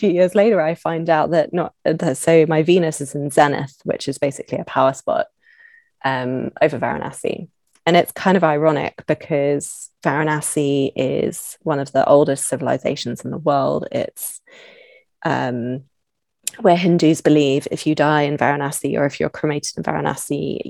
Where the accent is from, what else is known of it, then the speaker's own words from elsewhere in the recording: London, United Kingdom; moved away; I'm from London originally, I'm from the UK.